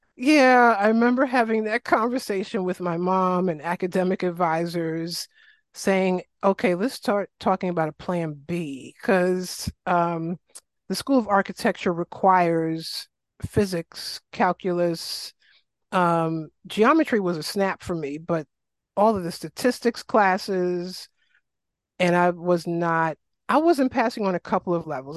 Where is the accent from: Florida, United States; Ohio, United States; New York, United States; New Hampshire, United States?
New York, United States; New York City; accent: New York; moved away; I grew up in South Jamaica, Queens, shout out to Southside Queens